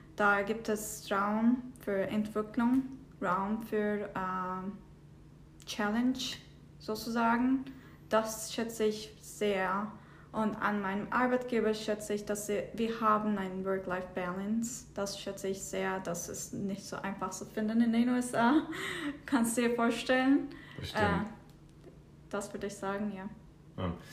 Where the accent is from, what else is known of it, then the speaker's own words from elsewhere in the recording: southern Turkey, Turkey; moved away as an adult; also born or lived in Istanbul, Turkey / Zurich, Switzerland / Michigan, United States; now in Detroit, United States; ich komme ursprünglich aus der Türkei, aus dem Süden. Äh, meine Eltern wohnen immer noch dort. Äh, es ist eine kleine Stadt, heißt Ufa. Äh, als ich 14 war, bin ich aufs Internat nach Istanbul gegangen